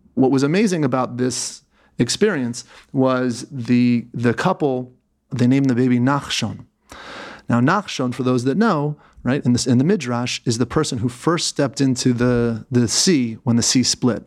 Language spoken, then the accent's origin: English; Philadelphia, Pennsylvania, United States; moved away as an adult; also born or lived in New York; now in Israel; I was born in Philadelphia